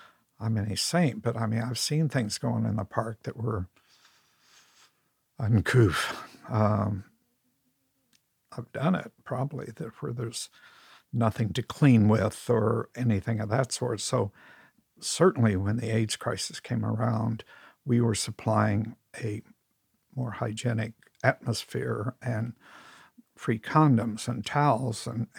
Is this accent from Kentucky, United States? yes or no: no; San Francisco, California, United States; I mean, I come from San Francisco in 61 when you could only do drag on Halloween.